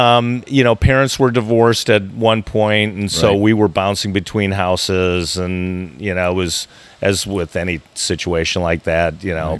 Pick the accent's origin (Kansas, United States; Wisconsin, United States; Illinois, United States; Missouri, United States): Illinois, United States; Chicago; I don't think it was too much different than any of the kids growing up in Chicago.